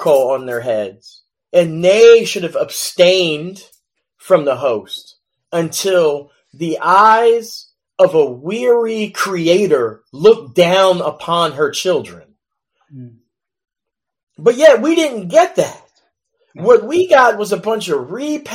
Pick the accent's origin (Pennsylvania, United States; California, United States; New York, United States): Pennsylvania, United States; Philadelphia; I grew up in West Philadelphia